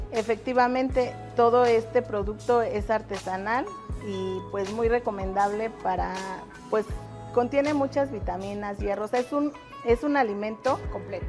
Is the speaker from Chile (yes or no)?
no; Santiago Tulyehualco, Mexico City, Mexico; Todos somos del pueblo de Santiago Tullehualco